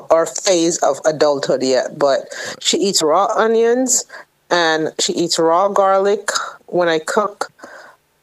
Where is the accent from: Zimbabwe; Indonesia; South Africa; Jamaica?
Jamaica; moved away; The meat that I grew up on, and I grew up in Jamaica